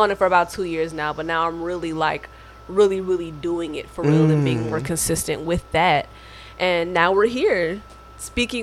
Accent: Dayton, Ohio, United States; moved away as an adult; now in Chicago, United States; I am from Dayton, Ohio. I went to an art school named Stuyvesant School for the Arts back at home

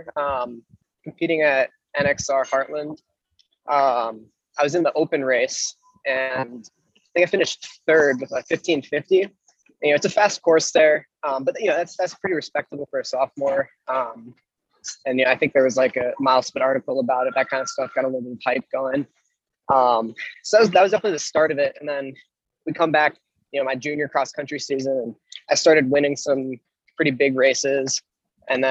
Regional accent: Roseville, Minnesota, United States; moved away as an adult; now in Boston, United States; I'm from Roseville, Minnesota.

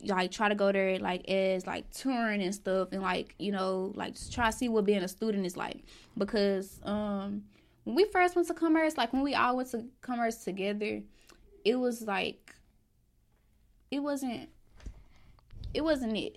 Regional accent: Dallas, Texas, United States; I'm from Sinking Hills

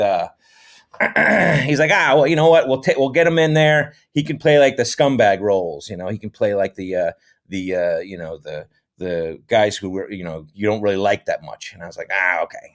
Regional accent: West Haven, Connecticut, United States; moved away as an adult; also born or lived in Thousand Oaks area, California; now in Thousand Oaks, United States; I grew up in Connecticut, West Haven, Connecticut, which is just west of New Haven, Connecticut

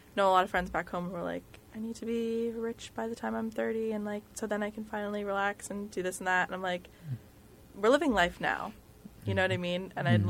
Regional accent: New Jersey, United States; growing up in New Jersey

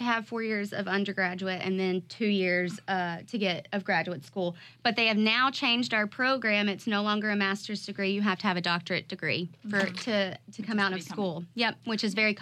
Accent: Arkansas, United States; moved away as an adult; now in Jacksonville, United States; I am born and raised in Arkansas

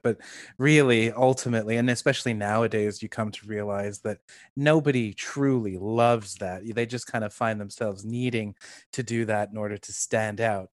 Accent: Toronto, Ontario, Canada; also born or lived in London, United Kingdom; I grew up in Toronto

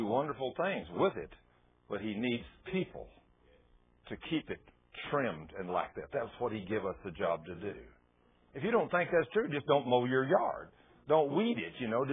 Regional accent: Goldthwaite, Texas, United States; born or raised there; moved away

